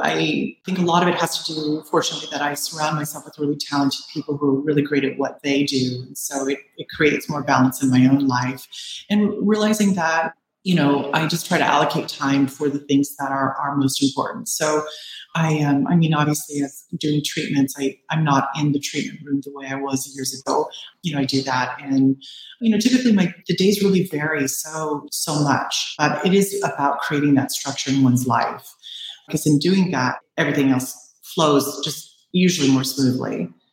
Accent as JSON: {"language": "English", "area": "Bay Area", "region": "California", "country": "United States", "tie": "born or raised there", "also_born_or_lived": "Orange County / Los Angeles", "moved": "yes", "lives_now": "Southern California, United States", "said": "I'm from the Bay Area. I grew up there and then I moved to Orange County and then Los Angeles"}